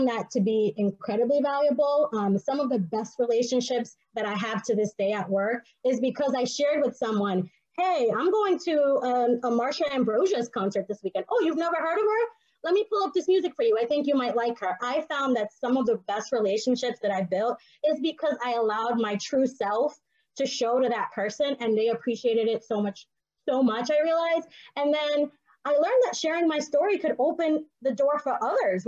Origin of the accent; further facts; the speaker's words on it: Boston, Massachusetts, United States; English is a second language; I summered on Talbot Avenue and Codman Square